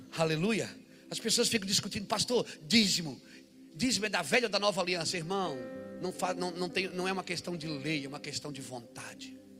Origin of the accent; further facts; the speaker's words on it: Brazil; eu sou brasileiro, moro aqui